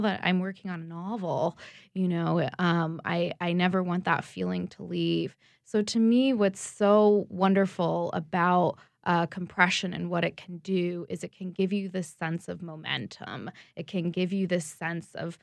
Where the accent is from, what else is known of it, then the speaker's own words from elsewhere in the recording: Baton Rouge, Louisiana, United States; now in Conroe, United States; I'm living in East Texas right now, but I grew up in Baton Rouge